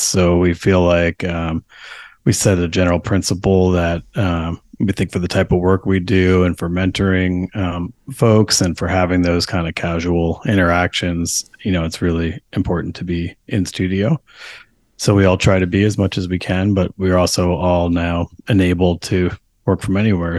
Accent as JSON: {"language": "English", "region": "New York", "country": "United States", "tie": "born or raised there", "moved": "yes", "lives_now": "Portland, United States", "said": "I grew up in New York, uh, on the other coast"}